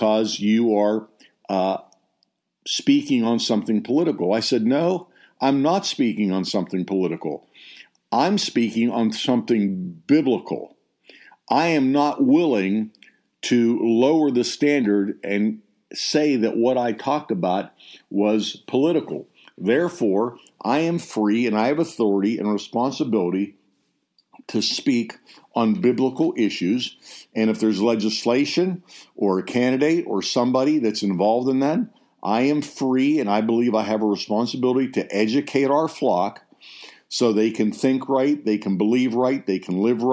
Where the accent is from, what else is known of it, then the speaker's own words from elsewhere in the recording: United States; I believe I'm an American.